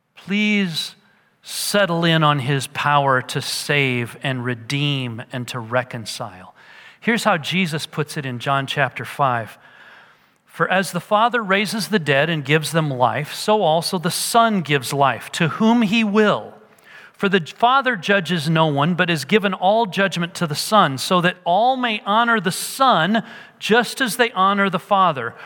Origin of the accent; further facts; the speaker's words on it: United States